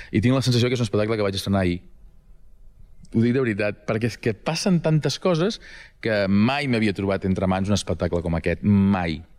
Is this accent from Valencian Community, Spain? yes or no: no; Girona, Catalonia, Spain; com som els catalans, Ehm, com som els de Girona...